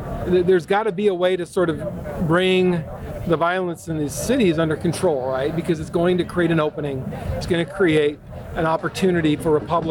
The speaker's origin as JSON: {"language": "English", "town": "Olympia", "region": "Washington", "country": "United States", "said": "I'm from Olympia, Washington"}